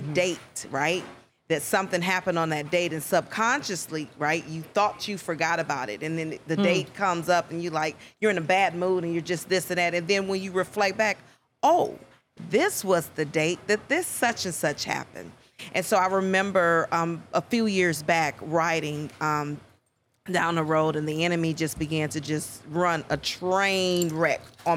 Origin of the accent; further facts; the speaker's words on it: Cleveland, Ohio, United States; moved away as an adult; now in Dallas-Fort Worth, United States; I am originally from Cleveland, Ohio